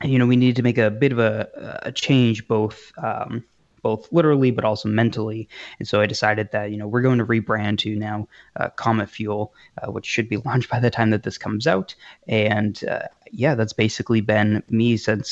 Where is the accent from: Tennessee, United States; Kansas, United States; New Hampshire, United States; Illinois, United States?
New Hampshire, United States; also born or lived in Massachusetts / New York; I'm currently in New Hampshire, essentially born and raised here. I was actually born in Mass and moved to New York for a bit, but I've been here since I've been five